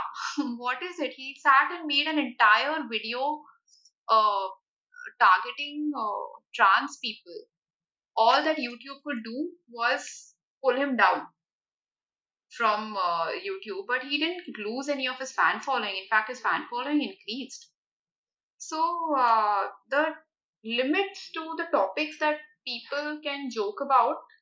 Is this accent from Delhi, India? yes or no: no; Uttar Pradesh, India; I'm from Uttar Pradesh